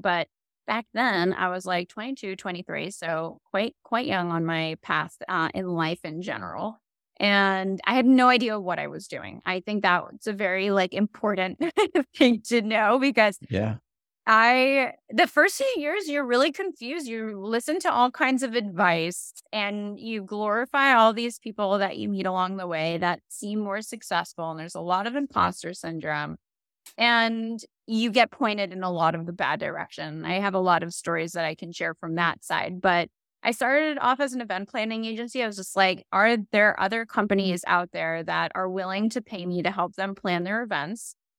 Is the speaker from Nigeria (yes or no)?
no; Israel; born there; And, it's a weird part of my story, but I was born in Israel.